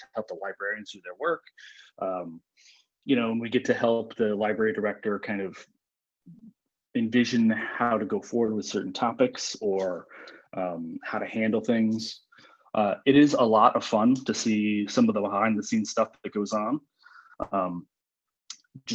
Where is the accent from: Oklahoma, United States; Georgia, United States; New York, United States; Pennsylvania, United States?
New York, United States; upstate; now in Wallingford, United States; My mom was on my hometown library board. And my hometown library, I'm from upstate New York